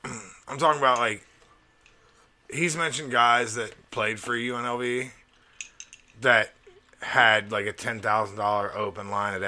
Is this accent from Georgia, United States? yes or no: no; Crawford, Alabama, United States; I grew up in Crawford, Alabama.